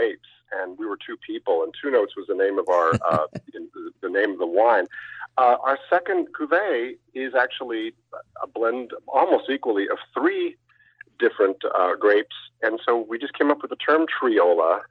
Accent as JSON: {"language": "English", "region": "California", "country": "United States", "tie": "born or raised there", "said": "I grew up in California"}